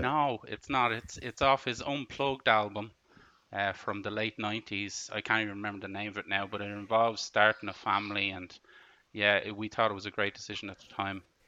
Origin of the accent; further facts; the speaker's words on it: Ireland; I know I'm Irish